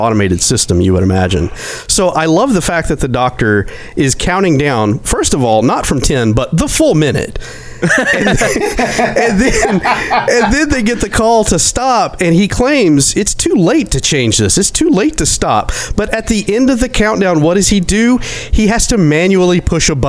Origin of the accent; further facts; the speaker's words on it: Fort Smith, Arkansas, United States; I grew up in around Fort Smith, Arkansas